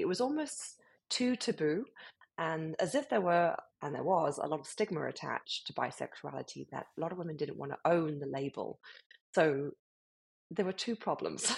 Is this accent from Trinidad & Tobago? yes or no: no; United Kingdom; accent: British; moved away as an adult; now in Miami, United States; as you can hear from my accent, I'm from the UK, um, British born and bred, but uh, have been living in America now for eight years